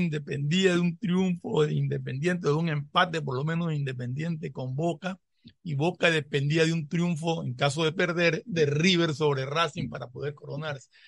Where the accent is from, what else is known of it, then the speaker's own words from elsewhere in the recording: Manta, Manabí, Ecuador; Así que saludos a, a mi bella Manta, mi ciudad natal